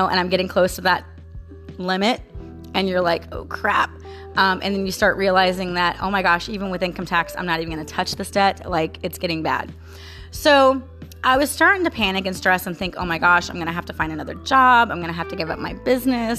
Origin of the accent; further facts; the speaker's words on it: Florida, United States; also born or lived in St. Petersburg, Florida / Orlando, Florida; I was born and raised here in Florida